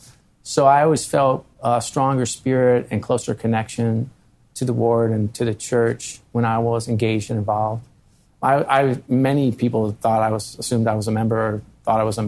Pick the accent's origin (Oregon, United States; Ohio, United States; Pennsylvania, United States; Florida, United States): Pennsylvania, United States; Philadelphia